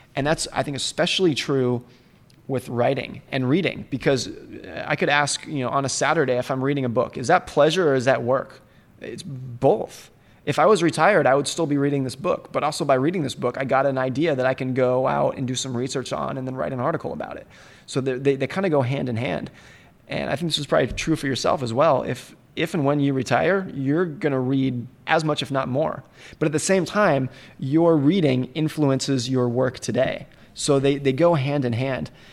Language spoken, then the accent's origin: English; United States; I grew up ski racing in Lake Tahoe